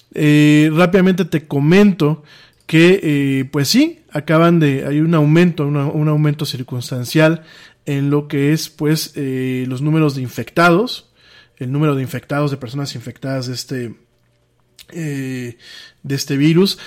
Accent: Mexico

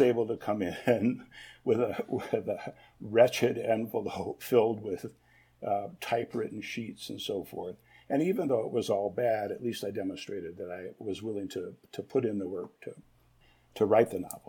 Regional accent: Ann Arbor, Michigan, United States; I grew up um, pretty much on central campus at the University of Michigan

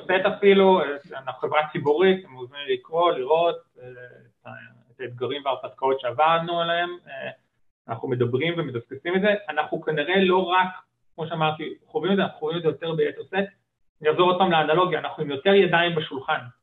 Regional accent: Israel

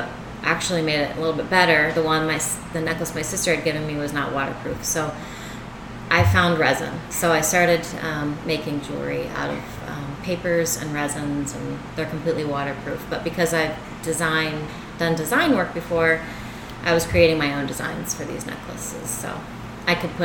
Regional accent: Richmond, Virginia, United States; moved away as an adult; now in Winona Lake, United States; I grew up in Richmond, Virginia

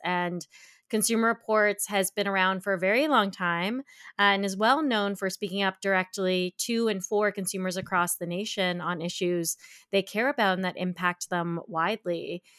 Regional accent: Canada; Where I grew up in Canada

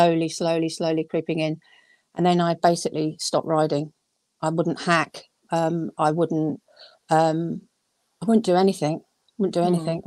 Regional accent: London, United Kingdom; now in Surrey, United Kingdom; I am from South London originally, live in Surrey now

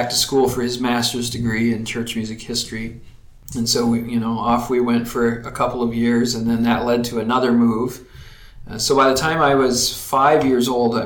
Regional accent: Texas, United States; moved away; also born or lived in Colorado Springs, Colorado; I grew up in Texas in a loving family

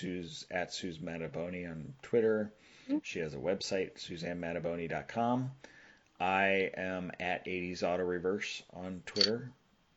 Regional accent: Southern California, United States; I grew up in Southern California

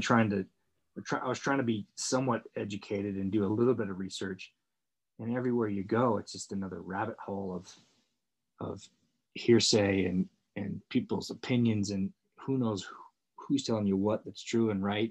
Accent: Northern California, United States; I grew up in Northern California

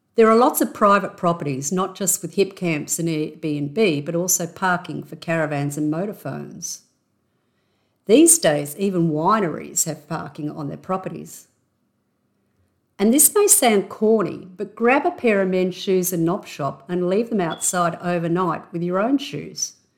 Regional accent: Australia; accent: Aussie; my intrinsically Aussie accent.

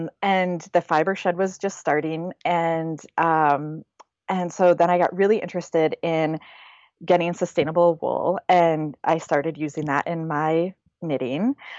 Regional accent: Grand Blanc, Michigan, United States; moved away as an adult; also born or lived in Flint, Michigan / East Lansing, Michigan; now in Oakland, United States; I was born in Flint, Michigan. I was raised in Grand Blanc

